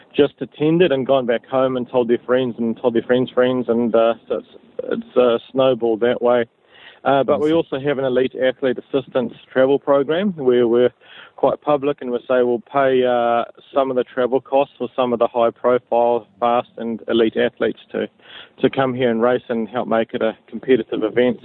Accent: Kawerau, Bay of Plenty, New Zealand; moved away as an adult; I grew up in Kawerau uh, in the Bay of Plenty

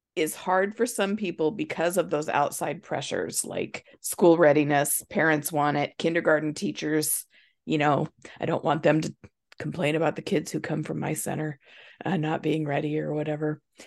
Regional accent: Nebraska, United States; moved away as an adult; now in Indiana, United States; we're originally from Nebraska, and we moved here when our kids were young, and, um, to Indiana

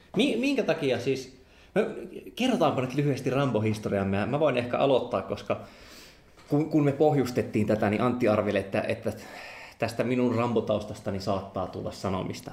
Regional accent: Joensuu, North Karelia, Finland; mä oon kasvanut Joensuussa

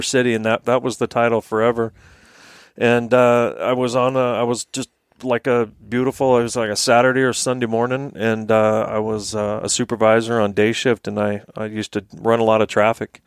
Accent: Fairbanks, Alaska, United States; moved away as an adult; also born or lived in Tennessee; I grew up in Fairbanks. We moved here from Tennessee when I was four.

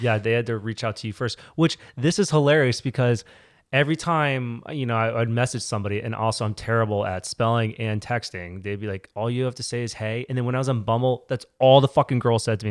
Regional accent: Virginia, United States; moved away as an adult; also born or lived in Connecticut / Raleigh, North Carolina; now in New York, United States; I was born in Connecticut. I moved to Virginia when I was eight, lived there most of my life, went to college there

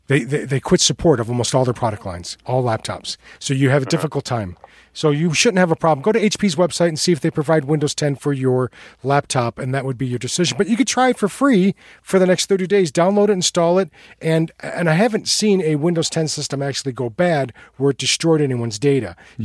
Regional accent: United States; Because we're Americans

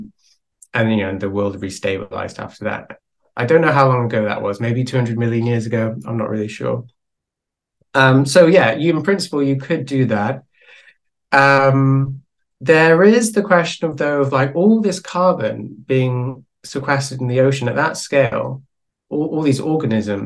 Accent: Wales, United Kingdom; I'm from Wales

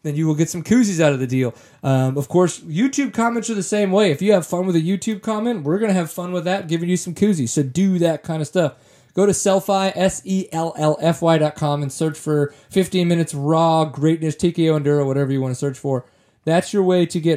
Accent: Louisiana, United States; moved away; also born or lived in Texas; growing up in Louisiana, doing enduros, all that kinds of stuff, and then kind of coming to Texas

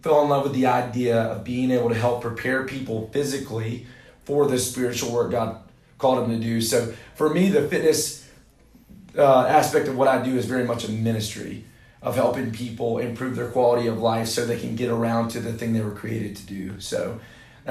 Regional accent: Hartsville, South Carolina, United States; now in Summerville, United States; I'm from South Carolina, from Hartsville, South Carolina, which is an all-American city

